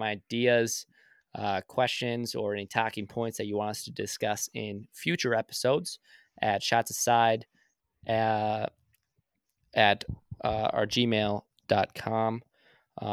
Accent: Minnesota, United States; So since we're from Minnesota

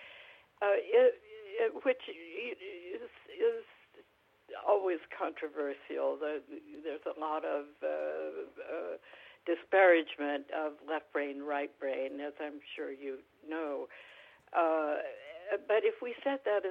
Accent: California, United States; I'm a Californian, native Californian. I have lived here most of my life

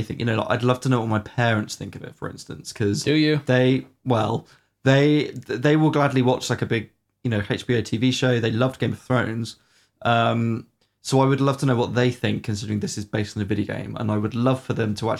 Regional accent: United Kingdom; We are British after all.

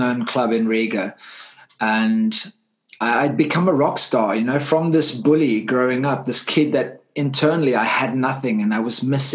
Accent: Cape Town, Western Cape, South Africa; I grew up in Cape Town, South Africa. As you can hear my accent, I'm not from the UK

